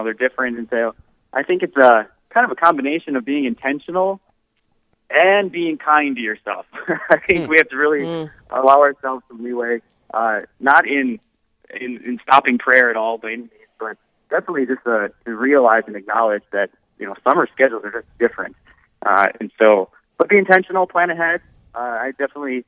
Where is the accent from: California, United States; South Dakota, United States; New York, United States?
South Dakota, United States; Eden; now in Aberdeen, United States; I'm from Eden, South Dakota. So yeah, my family is farmers